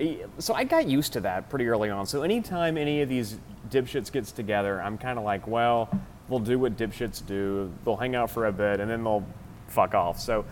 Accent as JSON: {"language": "English", "town": "Lubbock", "region": "Texas", "country": "United States", "tie": "born or raised there", "said": "growing up in Lubbock, which is a pretty right-wing place"}